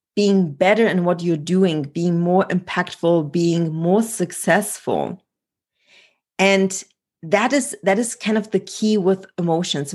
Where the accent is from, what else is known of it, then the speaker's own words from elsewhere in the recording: Germany; moved away; also born or lived in Poland; I was born in Poland and grew up in Germany